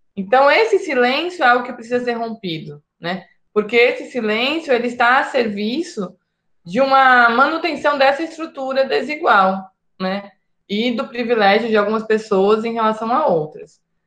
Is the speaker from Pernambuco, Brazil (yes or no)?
no; São Paulo, Brazil; eu sou pertencente a uma família nordestina que migrou para São Paulo, que foi onde eu nasci e onde eu cresci